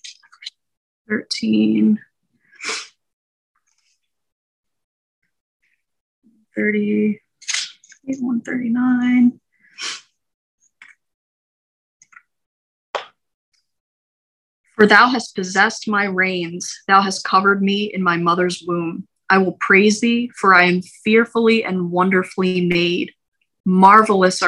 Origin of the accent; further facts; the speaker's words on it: United States; we as American citizens